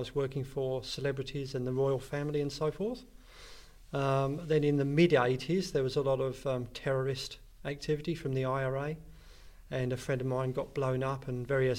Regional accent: Hertfordshire, East of England, United Kingdom; moved away as an adult; now in Australia; So I was born in Hertfordshire, and that's a county just north of London.

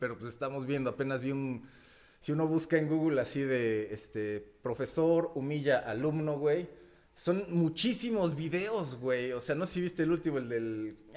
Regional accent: Mexico; first language Spanish; also born or lived in Brazil

